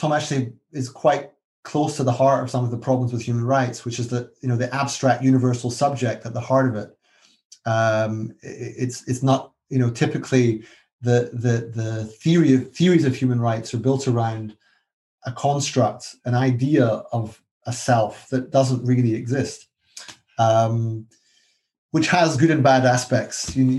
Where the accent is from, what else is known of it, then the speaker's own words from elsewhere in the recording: Scotland, United Kingdom; now in London, United Kingdom; I'm Scottish. And I actually support Scottish independence.